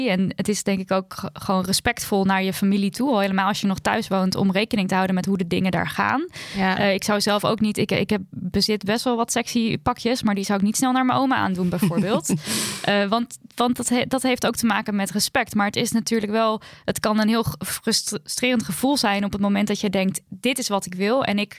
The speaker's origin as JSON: {"language": "Dutch", "country": "Turkey", "said": "en daarmee bedoel ik de Turkse gemeenschap, want ik ben Turks"}